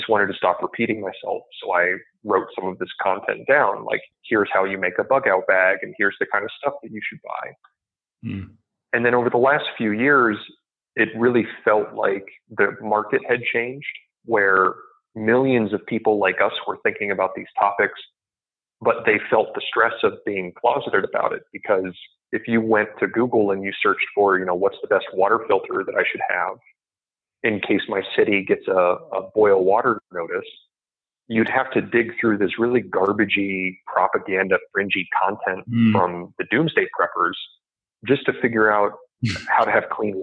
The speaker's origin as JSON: {"language": "English", "region": "Midwest", "country": "United States", "tie": "born or raised there", "also_born_or_lived": "Silicon Valley", "moved": "yes", "said": "I came from the Midwest. I grew up, you know, hunting and camping and those kinds of skills"}